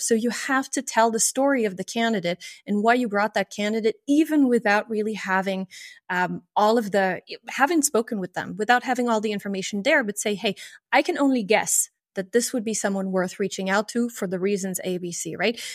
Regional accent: France; moved away as an adult; also born or lived in Luxembourg; I grew up in France and uh, in the in the very um, in the very border, basically, of, of France and Germany

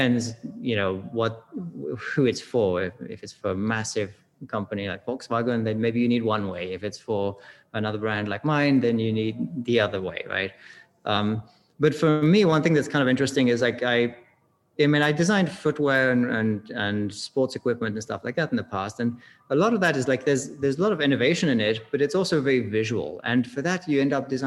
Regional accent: Switzerland; moved away; also born or lived in California / England (parents); I grew up in Switzerland, but I have English parents, so we drank tea a lot.

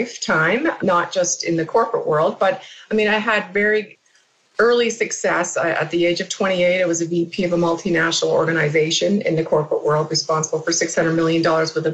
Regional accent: Canada; now in United States; I'm Canadian, living in the U.S.

